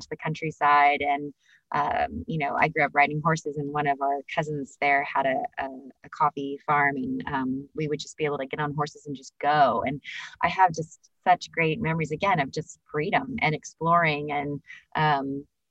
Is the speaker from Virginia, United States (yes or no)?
no; Northern California, United States; I grew up in Northern California